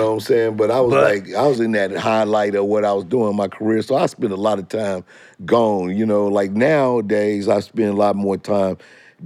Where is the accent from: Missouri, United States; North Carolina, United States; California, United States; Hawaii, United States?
Missouri, United States; St. Louis; moved away; I came from St. Louis